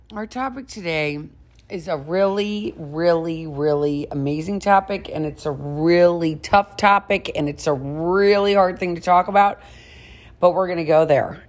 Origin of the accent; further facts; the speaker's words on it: St. Louis, Missouri, United States; one of my best friends that I grew up with in St. Louis